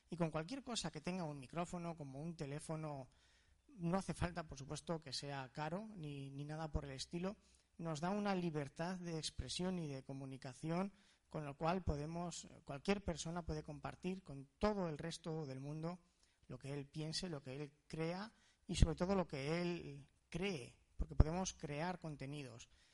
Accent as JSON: {"language": "Spanish", "country": "Spain", "said": "Somos afortunados los españoles de tener esta hermandad ¿no? con Latinoamérica"}